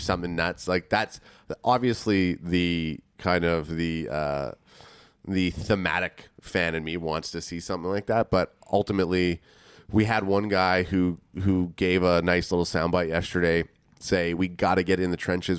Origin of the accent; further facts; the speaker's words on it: Canada; we're from Canada